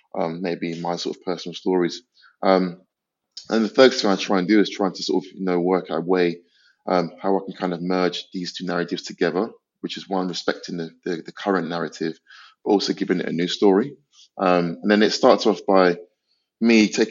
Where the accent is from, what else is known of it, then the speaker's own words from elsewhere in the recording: London, United Kingdom; I grew up in North London, in Islington.